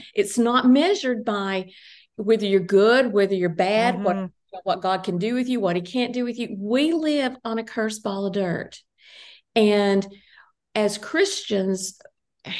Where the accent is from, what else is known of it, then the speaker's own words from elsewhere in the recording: Tennessee, United States; moved away; also born or lived in Ohio; I was living in Ohio. My hometown is in Tennessee.